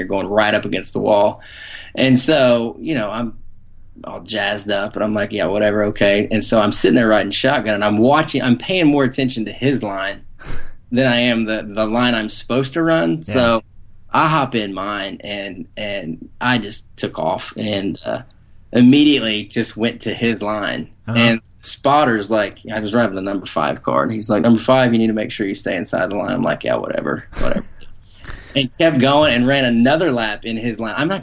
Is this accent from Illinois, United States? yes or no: yes; Southern Illinois, United States; I grew up in Southern Illinois, right on the Indiana border